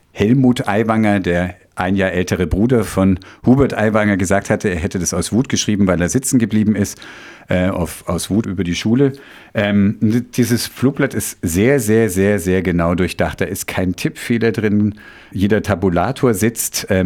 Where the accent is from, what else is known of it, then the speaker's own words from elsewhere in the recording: Bavaria, Germany; ich dachte mir, nun bin ich schon in Bayern aufgewachsen, habe aber leider kein Wort verstanden.